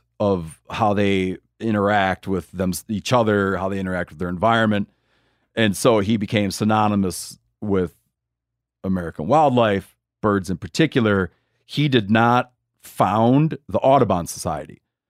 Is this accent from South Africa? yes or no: no; Australia; you know, I grew up in Australia. It's not a common food item.